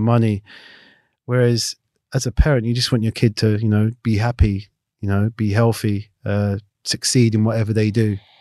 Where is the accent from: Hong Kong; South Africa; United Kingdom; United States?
United Kingdom; London; also born or lived in Clapham; I grew up in Battersea